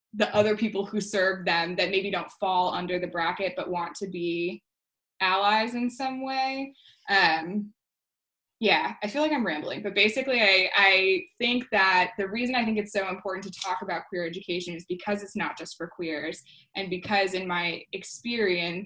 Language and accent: English; Connecticut, United States; We are Connecticut broads